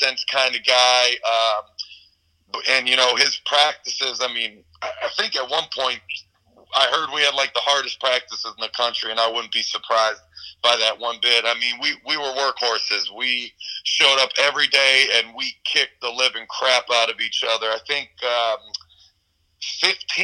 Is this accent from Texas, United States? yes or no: no; Alexandria, Virginia, United States; born and raised in Alexandria, Virginia.